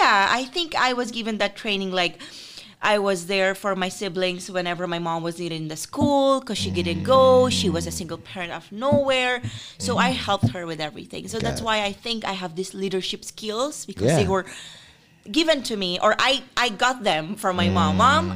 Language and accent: English; Philippines; also born or lived in Paris; I grew up in the Philippines